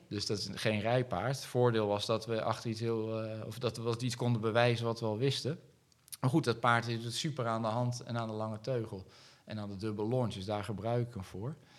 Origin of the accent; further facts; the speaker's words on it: Netherlands; ik ben wel een Nederlander